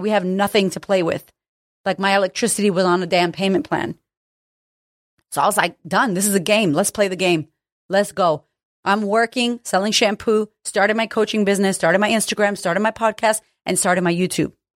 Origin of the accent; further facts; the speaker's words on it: United States; I'm American